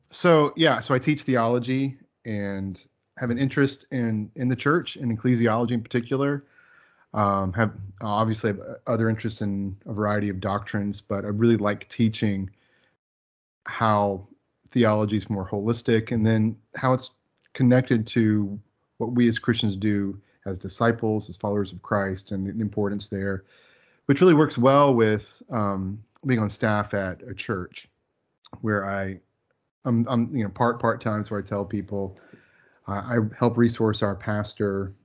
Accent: Florida, United States; moved away as an adult; now in Texas, United States; I grew up in Florida

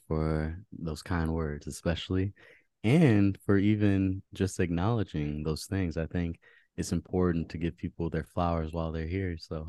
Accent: Maryland, United States; also born or lived in Fairfax, Virginia; So I was born in Virginia, Fairfax, Virginia. Shout out to everybody in Virginia right now, all the listeners. And I grew up in Maryland and went to school in DC.

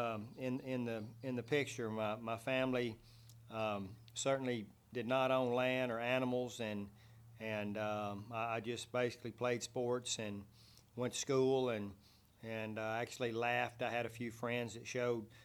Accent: Mart, Texas, United States; now in Brownwood, United States; just slightly east, a little small community, Mart, Texas, which no one knows of unless you followed high school football

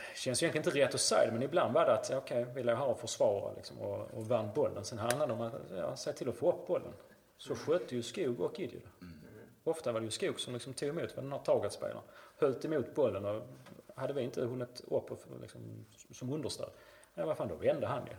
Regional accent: Malmö, Skåne, Sweden; also born or lived in St. Louis, United States; jag var ju Husikille, spelade till Husie egentligen från jag var sju år till jag var 23

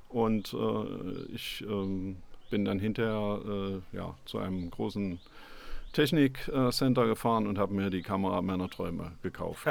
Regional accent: Magdeburg, Saxony-Anhalt, Germany; ich bin Magdeburger

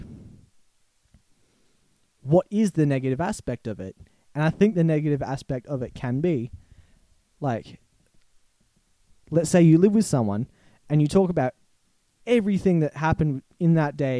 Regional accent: Australia; we're Australian

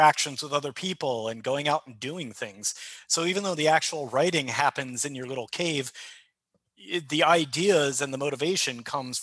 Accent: United States; I'm an American

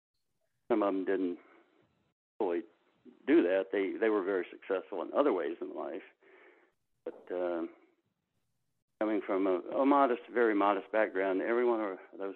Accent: Narrows, Virginia, United States; moved away; also born or lived in Silicon Valley; I was born and raised in the little town of Narrows, N-A-R-R-O-W-S, in Giles County.

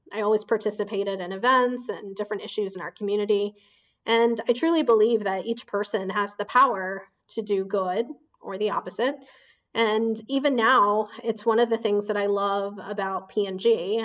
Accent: Indianapolis, Indiana, United States; moved away as an adult; also born or lived in Bombay, India; now in Boston, United States; I grew up in Indiana

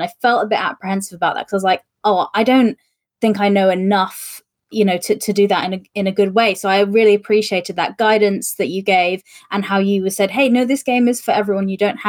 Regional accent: United Kingdom; I'm white British and I have this accent.

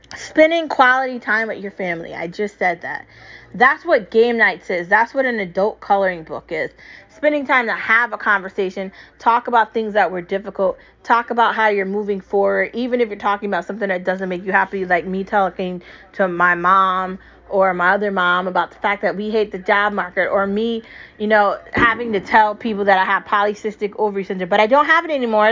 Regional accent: United States; I am American and I am proud.

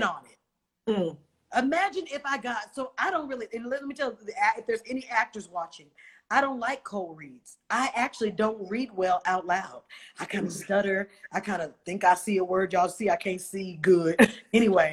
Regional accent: Oakland, California, United States; I'm from Oakland

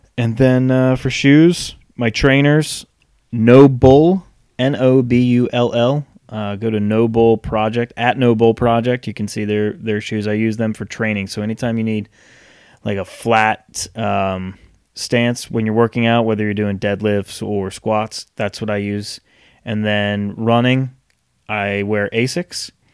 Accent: Rhode Island, United States; now in North Carolina, United States; growing up in Rhode Island, hockey fan. Moved down here to North Carolina

